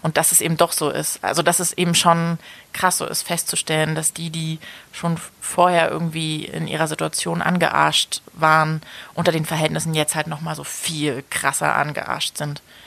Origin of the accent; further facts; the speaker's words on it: Germany; now in Leipzig, Germany; wenn ich so nach Hause komme und dann so in dem, in, so Berlin bin oder im, im Umland, dass mir schon auch so der Dialekt